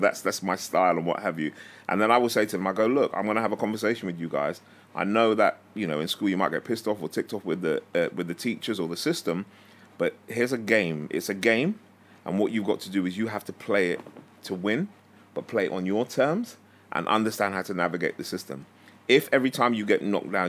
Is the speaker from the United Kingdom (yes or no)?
yes; London, United Kingdom; also born or lived in Harrow; growing up in Stonebridge